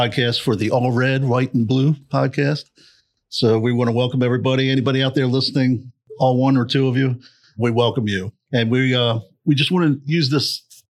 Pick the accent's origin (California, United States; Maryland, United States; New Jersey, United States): Maryland, United States; Bel Air; we're all from Bel Air, Maryland area. In case anybody's wondering. So we're on the East Coast